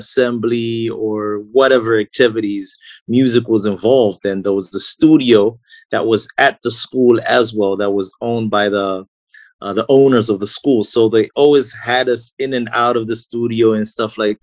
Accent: Blantyre, Southern Region, Malawi; I was born and raised in Blantyre

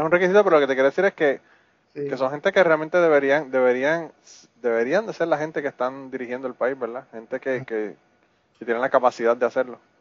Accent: Puerto Rico; now in Kentucky, United States; yo soy boricua

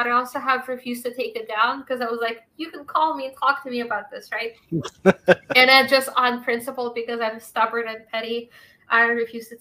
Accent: Moscow, Russia; now in Massachusetts, United States; I grew up in Moscow

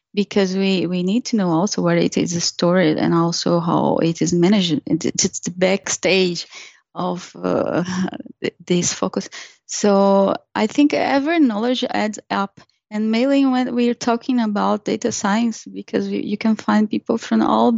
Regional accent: Brazil; moved away as an adult; When I was in Brazil, I was a DBA.

